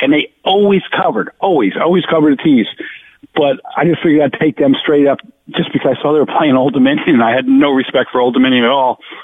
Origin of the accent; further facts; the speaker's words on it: Jersey Shore, New Jersey, United States; also born or lived in Providence, Rhode Island; I grew up two two miles south of where I am right now